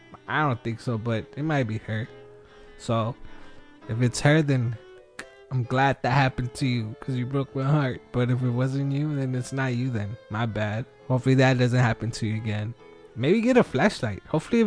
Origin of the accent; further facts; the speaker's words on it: Wilmington, United States; now in San Diego County, United States; I grew up in Wilmington. I lived entire life there, and now I live in San Diego County for the past 13 years.